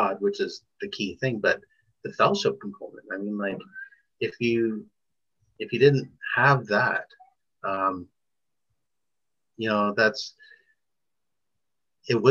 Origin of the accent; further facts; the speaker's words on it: Toronto, Ontario, Canada; Born and raised in Toronto